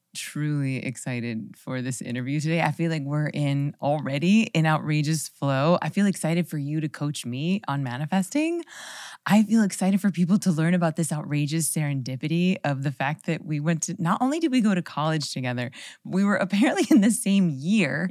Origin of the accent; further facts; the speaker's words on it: Tallahassee, Florida, United States; I was from Tallahassee, so I didn't have to, like, change and uproot my life when I went to college